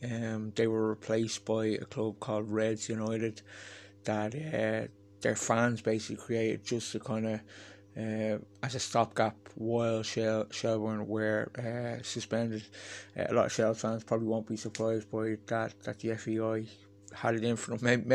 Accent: Ireland; simply because I am Irish

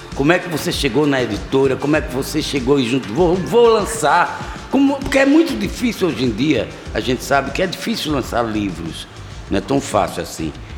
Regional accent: Recife, Pernambuco, Brazil; Eu sou de lá

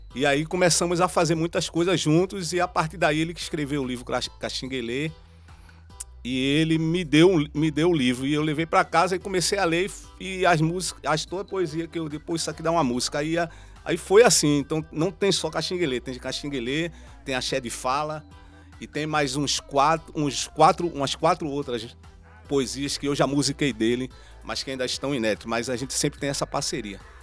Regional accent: Recife, Pernambuco, Brazil; Eu também sou da Mostardinha ali do, da rua João Trajano

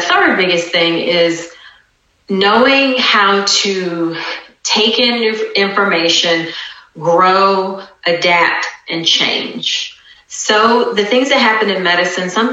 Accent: near Norfolk, Virginia, United States; moved away as an adult; also born or lived in Atlanta, Georgia / Kenya / Greensboro, North Carolina / Durham, North Carolina; my home state of Virginia. So it's in Norfolk, Virginia, actually not far from where I grew up

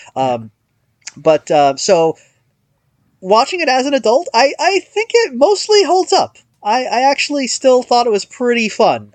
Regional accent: United States; as an American

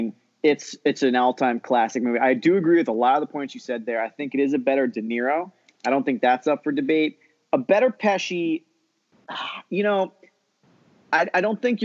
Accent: East Coast, United States; growing up in the East Coast

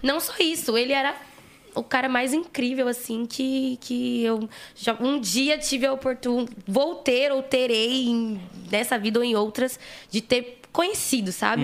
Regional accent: São Paulo, Brazil; eu sou de Guaianazes, né? Como eu já falei. E lá em Guaianazes, há tipo uns 30 anos atrás, o meu avô já fazia um trampo

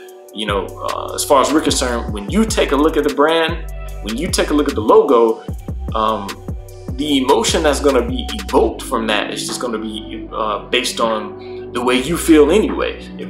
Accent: United States; as Black Americans, we are as American as apple pie. We are as American as baseball.

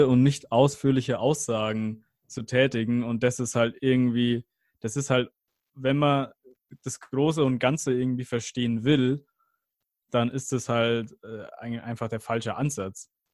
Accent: Germany

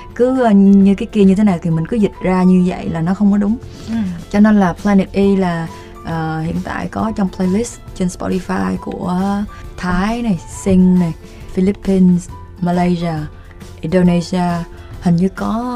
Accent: Vietnam; tôi sinh ra ở Việt Nam

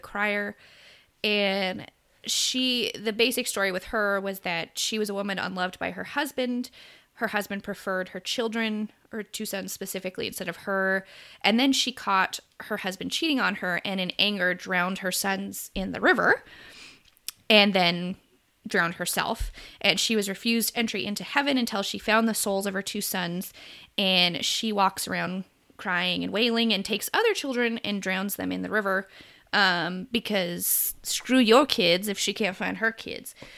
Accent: United States; it's not anything I grew up with in America

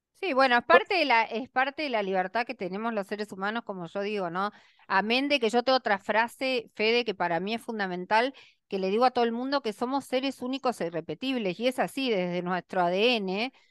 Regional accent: Argentina

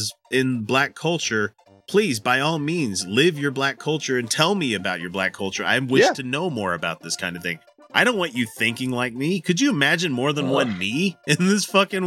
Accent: Utah, United States; we're three fuckers from Utah

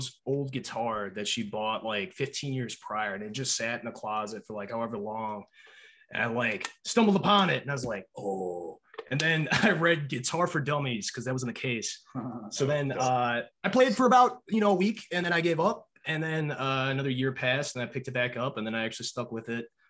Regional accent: Appleton, Wisconsin, United States; I'm from Appleton, Wisconsin

